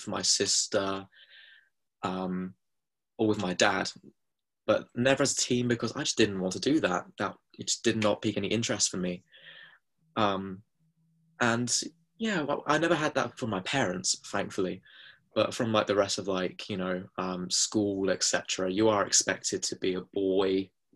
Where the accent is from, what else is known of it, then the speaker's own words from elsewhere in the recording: Hertfordshire, East of England, United Kingdom; I grew up in Hertfordshire, which is quite close to London